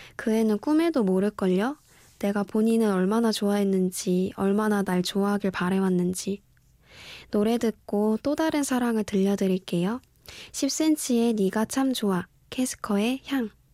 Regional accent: Daejeon, South Korea; moved away; 지극히 평범한 대전에서 올라왔고요

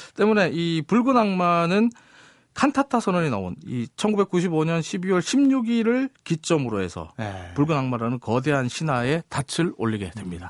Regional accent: South Korea; 대한민국에서 왔다고 말하면요

